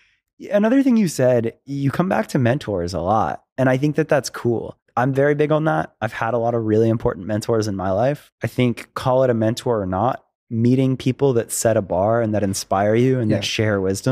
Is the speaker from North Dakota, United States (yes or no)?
no; Florida, United States; now in Los Angeles, United States; I talk about Los Angeles so much because I moved here from Florida.